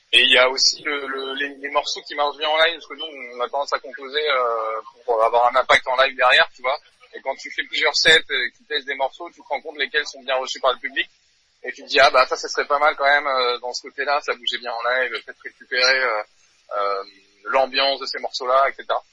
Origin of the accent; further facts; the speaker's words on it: New Caledonia; moved away as an adult; now in Paris, France; je viens de Nouvelle-Calédonie à la base. donc j'avais j'ai commencé la batterie à l'âge de 14 ans. j'avais un groupe là-bas de métal. ensuite je suis venu faire mes études à Paris.